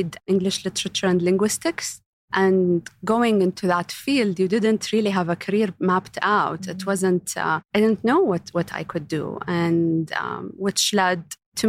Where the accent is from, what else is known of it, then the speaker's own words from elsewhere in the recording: Riyadh, Riyadh Province, Saudi Arabia; I was born and raised in Saudi, in Riyadh specifically